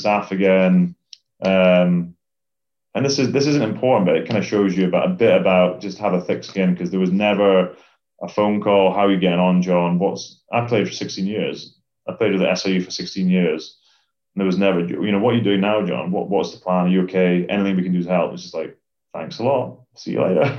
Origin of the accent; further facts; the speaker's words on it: Scotland, United Kingdom; as a Scottish rugby player